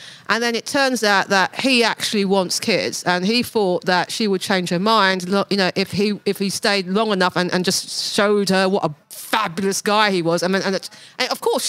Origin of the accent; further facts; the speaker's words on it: United Kingdom; I'm British.